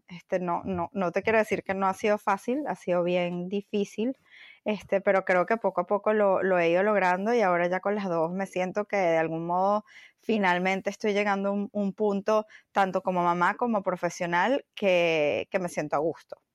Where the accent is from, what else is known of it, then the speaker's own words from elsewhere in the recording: Venezuela; moved away as an adult; also born or lived in Bogotá, Colombia / Miami, United States; now in New York, United States; salí de Venezuela hace casi 12 años. Em, empecé en Caracas en una agencia de publicidad